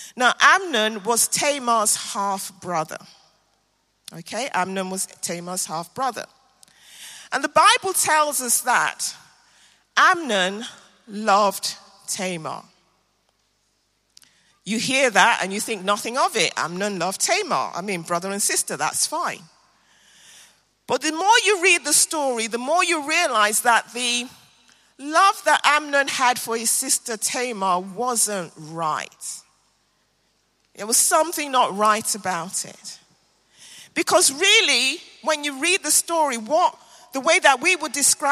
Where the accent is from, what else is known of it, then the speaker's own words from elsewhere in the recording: Nigeria; now in London, United Kingdom; I am a very proud Nigerian